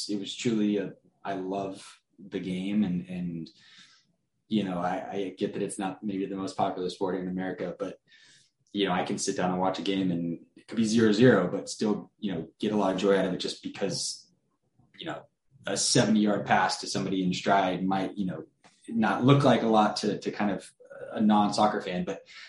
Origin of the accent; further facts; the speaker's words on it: Sacramento, California, United States; I was born and raised in Sacramento, California